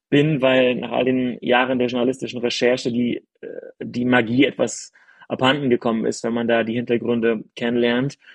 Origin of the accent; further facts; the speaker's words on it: East Germany, Germany; Und ich bin in Ostdeutschland aufgewachsen, in der, in der unreligiösesten Region, die es überhaupt gibt, ja.